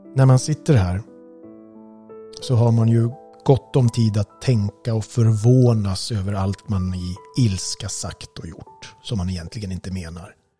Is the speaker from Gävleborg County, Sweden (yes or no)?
yes; Gävle, Gävleborg County, Sweden; Vi växte upp på Kuppolsvägen